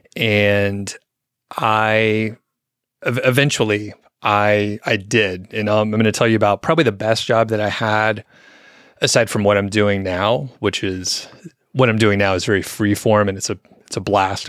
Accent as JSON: {"language": "English", "town": "Atlanta", "region": "Georgia", "country": "United States", "said": "I'm from the Atlanta area"}